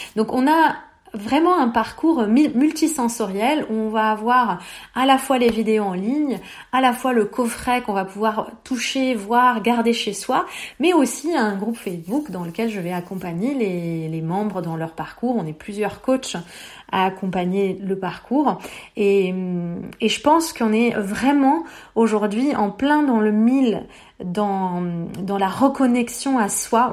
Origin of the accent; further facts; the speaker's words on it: Beirut, Beirut Governorate, Lebanon; j'ai grandi à Beyrouth en pleine guerre